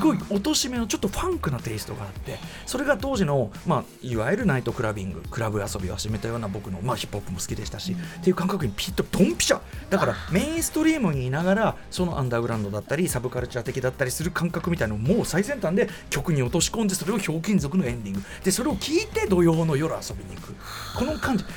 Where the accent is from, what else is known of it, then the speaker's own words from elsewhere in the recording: Tokyo, Japan; 僕は東京生まれ東京育ち